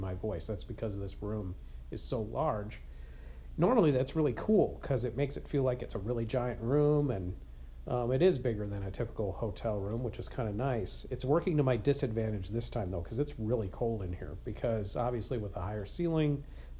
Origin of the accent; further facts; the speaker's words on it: Wisconsin, United States; I'm from Wisconsin